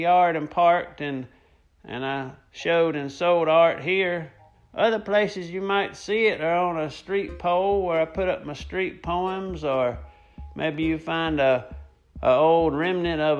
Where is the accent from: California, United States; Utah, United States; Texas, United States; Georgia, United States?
Georgia, United States; Atlanta; I'm from Atlanta, Georgia